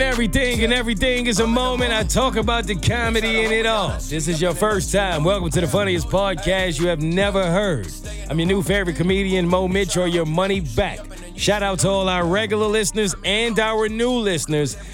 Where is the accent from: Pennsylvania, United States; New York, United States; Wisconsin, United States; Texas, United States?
New York, United States; I'm a New Yorker